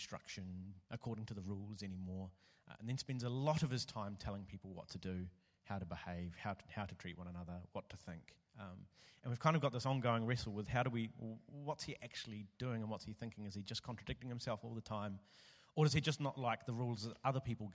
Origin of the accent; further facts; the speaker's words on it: New Zealand; now in Melbourne, Australia; I'm from New Zealand.